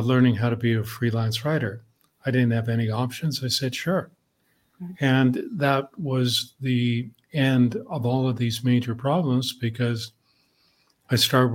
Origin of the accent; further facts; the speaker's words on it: Canada; I'm Canadian